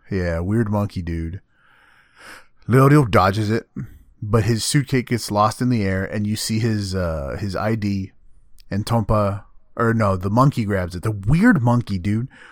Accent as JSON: {"language": "English", "region": "Texas", "country": "United States", "said": "I'm not an American, I'm a Texan"}